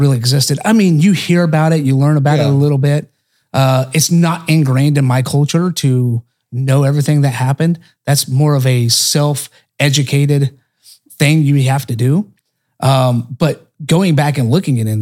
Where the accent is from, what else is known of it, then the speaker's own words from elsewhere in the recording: Oklahoma, United States; I'm not a Californian. I'm from Oklahoma.